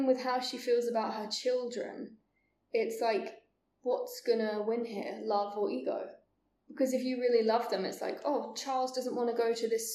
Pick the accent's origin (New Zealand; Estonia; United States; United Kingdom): United Kingdom; England; Being English